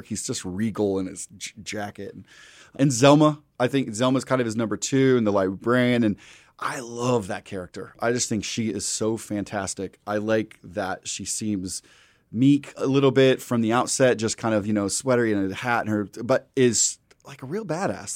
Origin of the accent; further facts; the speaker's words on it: Midwest, United States; I'm from the Midwest